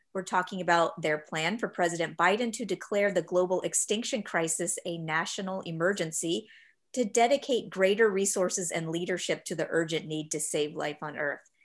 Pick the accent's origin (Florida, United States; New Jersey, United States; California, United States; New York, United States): Florida, United States; I'm from Florida, and even though there's the Everglades, I never really remember seeing anything across what we call alligator alley